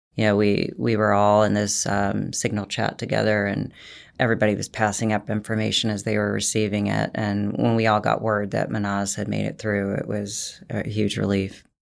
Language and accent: English; United States; As an American woman